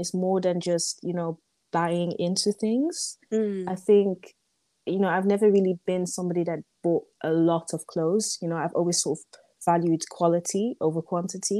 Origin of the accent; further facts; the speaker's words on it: Netherlands; I was born in the Netherlands, for example, so I was born in the West